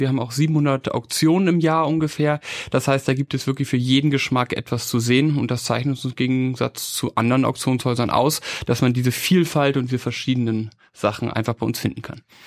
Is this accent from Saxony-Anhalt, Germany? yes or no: no; Hamburg, Germany; moved away as an adult; now in Vienna, Austria; ich bin Hamburger, ich bin nach Wien gekommen für BWL und Kunstgeschichte